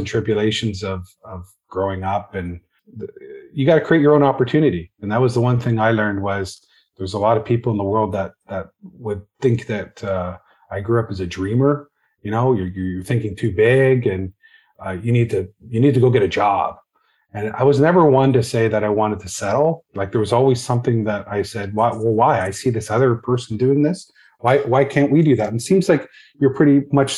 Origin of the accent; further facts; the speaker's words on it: Hamilton, Ontario, Canada; like a lot of others from Hamilton, my dad was a steel worker.